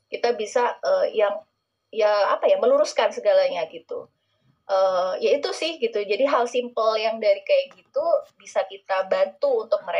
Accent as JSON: {"language": "Indonesian", "town": "Bondowoso", "region": "East Java", "country": "Indonesia", "said": "saya itu aslinya dari Bondowoso dari Bondowoso Jawa Timur gitu kota kecil"}